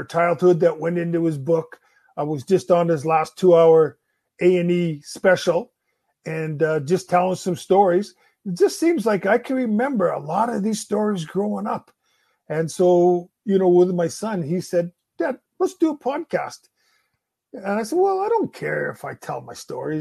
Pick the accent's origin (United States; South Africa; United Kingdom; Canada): Canada; Winnipeg, Manitoba; We grew up in Winnipeg.